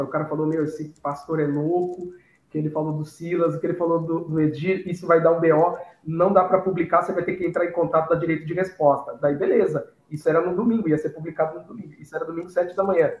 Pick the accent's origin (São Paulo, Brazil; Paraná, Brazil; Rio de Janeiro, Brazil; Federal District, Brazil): São Paulo, Brazil; Piracicaba; eu sou, eu sou, aqui do interior de São Paulo, Piracicaba